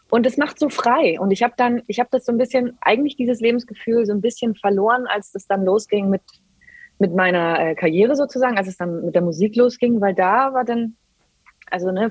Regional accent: Germany; wir, wir, kommen aus Deutschland, wir kommen aus einem der reichsten Männer der ganzen Welt

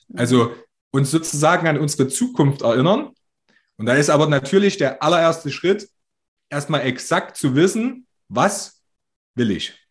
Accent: Altenburg, Thuringia, Germany; in Altenburg, wo ich herkomme

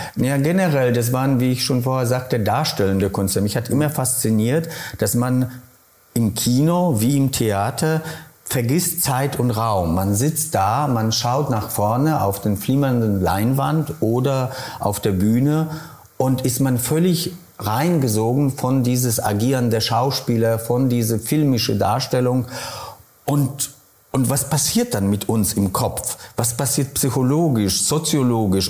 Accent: Kolonowskie, Opole Voivodeship, Poland; German is a second language; moved away as an adult; also born or lived in Daun; now in Saarbrücken, Germany; Ich bin in einem kleinen Ort, Kolonowski, zweieinhalbtausend äh, Einwohner geboren

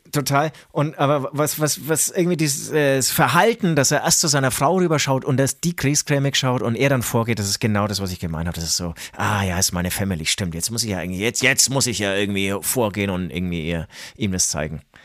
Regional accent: Franconia, Bavaria, Germany; man hört es äh, uns vielleicht an. Wir sind aus Franken

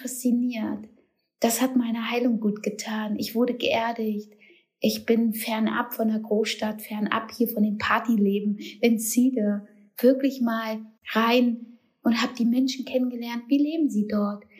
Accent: Germany; moved away as an adult; now in Turkey; ich bin Deutsche

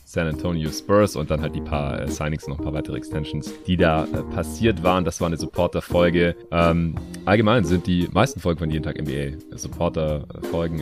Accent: Stuttgart, Baden-Württemberg, Germany; moved away; meine alte Heimat nach Stuttgart

